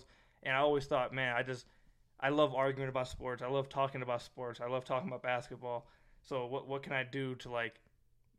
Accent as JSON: {"language": "English", "region": "Michigan", "country": "United States", "tie": "born or raised there", "said": "I graduated high school over at Chippewa Valley High School in Michigan"}